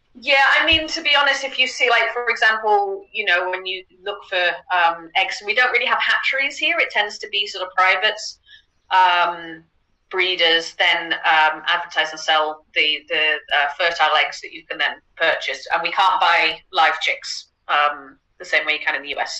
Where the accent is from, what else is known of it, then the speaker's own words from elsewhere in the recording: United Kingdom; now in Netherlands; I'm originally British. Um, live out in the Netherlands now.